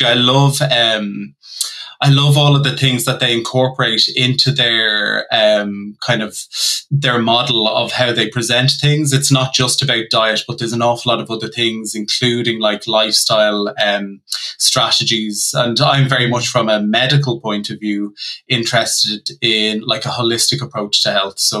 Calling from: Mullingar, Westmeath, Ireland; I'm joining you from Mullingar, which is about an hour outside of Dublin in the Midlands of Ireland.

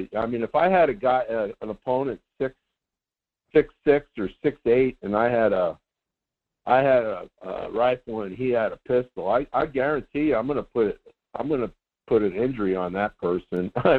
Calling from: Sedona, Arizona, United States; … from Sedona.

